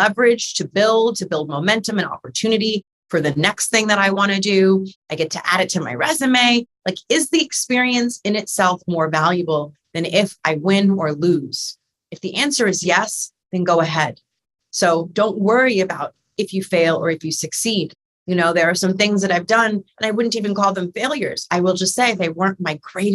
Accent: New York City, New York, United States; a little Black girl growing up in New York City

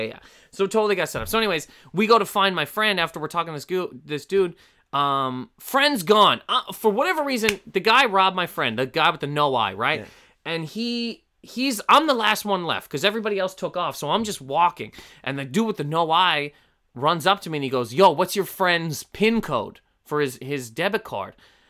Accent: Canada; I thought I was getting kicked out of the country because I'm Canadian.

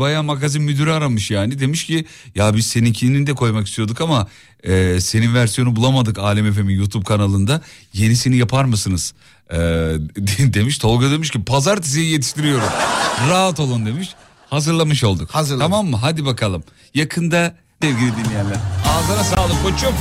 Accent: Gaziantep, Turkey; Bir Antepli olarak

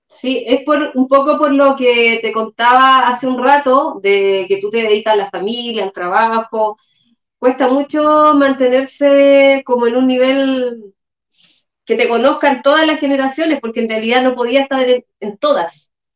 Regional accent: San Bernardo, Santiago Metropolitan Region, Chile; Yo también soy de San Bernardo, al igual que Celi

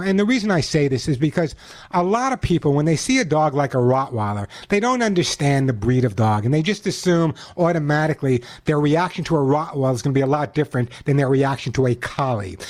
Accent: New York, United States; now in California, United States; I grew up in New York

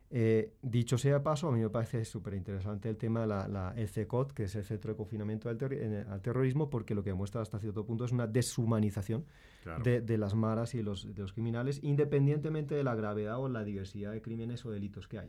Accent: Madrid, Community of Madrid, Spain; yo nací en España, eh, en Madrid

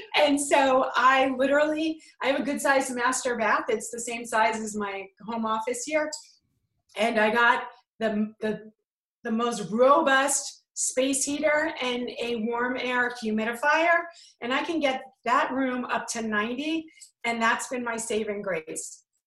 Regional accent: New York, United States; I'm from New York

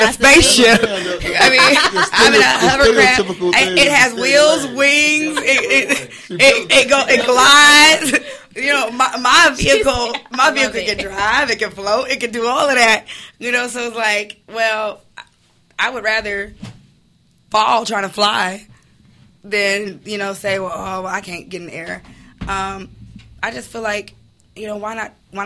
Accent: Chicago, Illinois, United States; I'm from Chicago

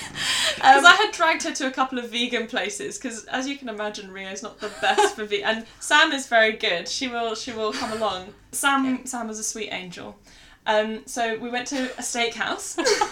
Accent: England, United Kingdom; the girl realised that we're English

